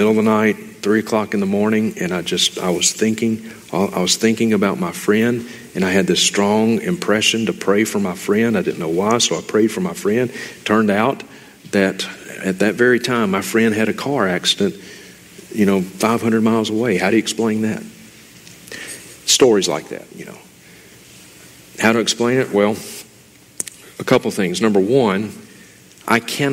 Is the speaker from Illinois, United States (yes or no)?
no; Mississippi, United States; moved away as an adult; now in Montana, United States; I am originally from Mississippi.